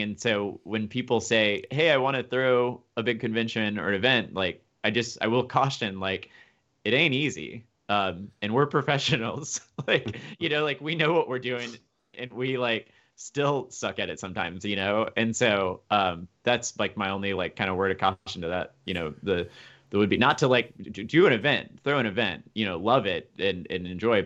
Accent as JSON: {"language": "English", "town": "Memphis", "region": "Tennessee", "country": "United States", "moved": "yes", "lives_now": "Boston, United States", "said": "I'm from Memphis"}